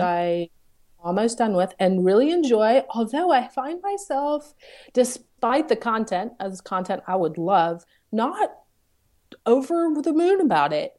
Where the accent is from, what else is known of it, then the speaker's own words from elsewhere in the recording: the South, United States; now in Charlottesville, United States; I'm from the South